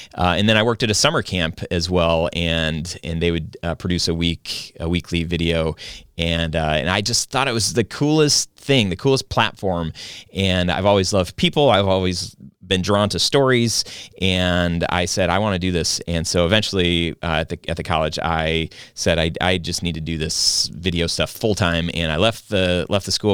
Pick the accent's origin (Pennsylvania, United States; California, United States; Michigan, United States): Michigan, United States; I grew up in Michigan. I've lived here all my life.